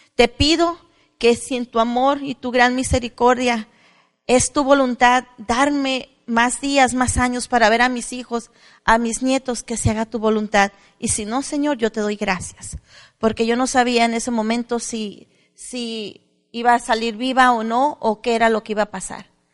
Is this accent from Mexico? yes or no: yes; Mexico; also born or lived in La Despensa de Zaragoza; Soy mexicana orgullosa, vengo de raza indígena maya que hablaba el dialecto mayo